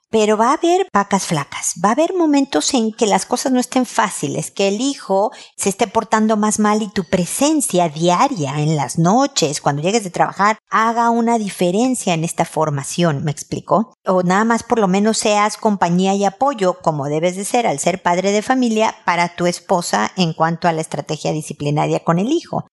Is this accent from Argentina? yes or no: no; Mexico; moved away as an adult; now in Chile; en mi casa de niña en México